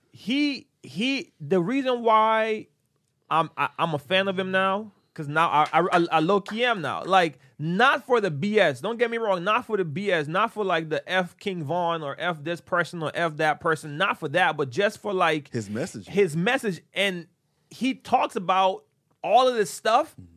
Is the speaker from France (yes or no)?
no; Honduras; moved away; we grew up in Honduras